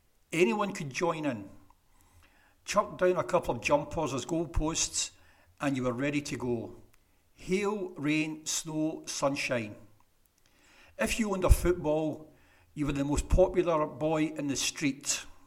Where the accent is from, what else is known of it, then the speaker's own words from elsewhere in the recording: Rutherglen, Scotland, United Kingdom; I grew up in Fernhill, which is near Rutherglen, and we were surrounded by greenery, space, and places to play.